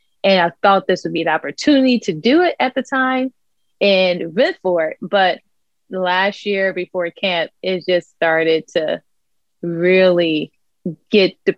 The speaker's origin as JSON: {"language": "English", "town": "Dayton", "region": "Ohio", "country": "United States", "moved": "yes", "lives_now": "West Palm Beach, United States", "said": "I'm in West Palm Beach, Florida. I'm originally from Dayton, Ohio. So Midwest girl, now living in sunny SoFlo, South Florida."}